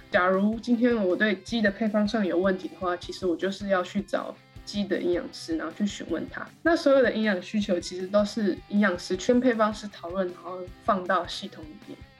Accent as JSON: {"language": "Chinese", "country": "Taiwan", "also_born_or_lived": "Taichung", "moved": "as an adult", "lives_now": "Netherlands", "said": "我是台湾人，然后我之前从中心大学毕业，读中心大学动物科学系"}